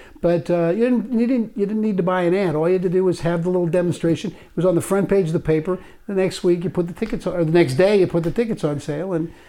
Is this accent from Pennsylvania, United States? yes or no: no; New York, United States; We don't care. We're from New York. We're going to do it.